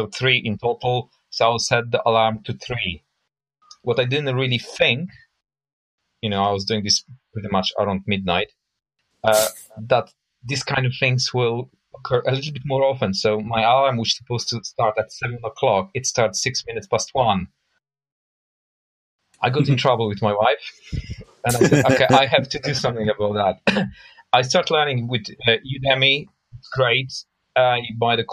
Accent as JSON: {"language": "English", "country": "Poland", "tie": "born or raised there", "moved": "as an adult", "lives_now": "London, United Kingdom", "said": "I was born and bred in Poland, and I moved to UK actually 20 years ago."}